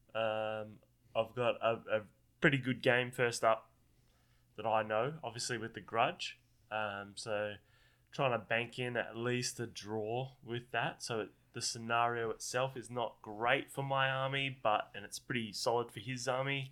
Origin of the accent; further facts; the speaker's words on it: Australia; I'm Australian